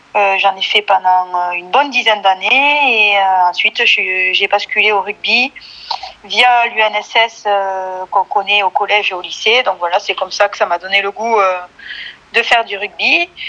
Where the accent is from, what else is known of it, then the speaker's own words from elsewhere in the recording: Bonrepos, Occitania, France; also born or lived in Tarbes; now in Blagnac, France; je viens d'un petit village qui s'appelle Bon Repos, à côté de Lannemezan, dans les Hautes-Pyrénées